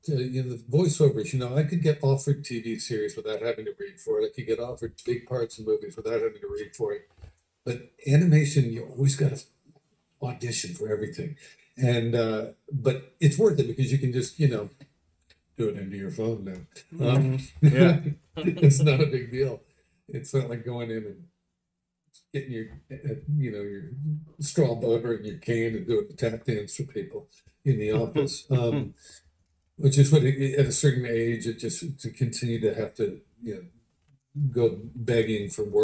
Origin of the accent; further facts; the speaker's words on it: United States; also born or lived in United Kingdom; So I grew up among the British when I was a kid, and I also lived over there. So I can fake a pretty good British accent.